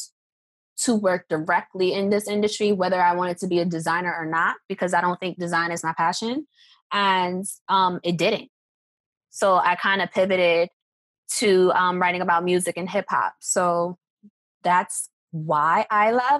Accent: New York City, New York, United States; also born or lived in Baltimore; I'm from New York, so I grew up listening to Hot 97.

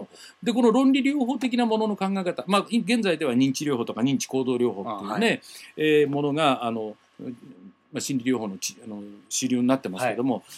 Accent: Tokyo area, Japan; accent: standard Japanese; 東京圏出身は私だけだったんです

